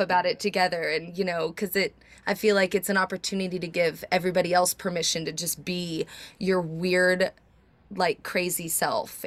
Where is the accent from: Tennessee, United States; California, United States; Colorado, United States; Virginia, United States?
Tennessee, United States; Nashville; we're both from Nashville, country singers